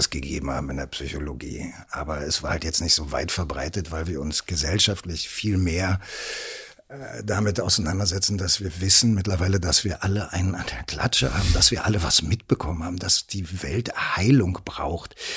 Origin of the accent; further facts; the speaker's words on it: Berlin, Germany; dass ich vom, vom, vom, von der Mentalität her wahrscheinlich am meisten Kreuzberger bin, mhm. so als Berliner.